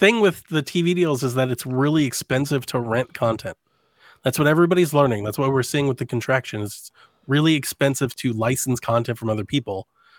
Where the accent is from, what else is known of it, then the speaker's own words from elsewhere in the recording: Cleveland, Ohio, United States; I'm from Cleveland.